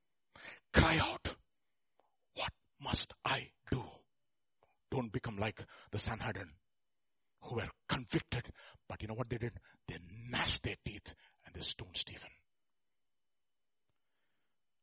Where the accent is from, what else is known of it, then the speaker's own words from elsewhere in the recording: India; we Indians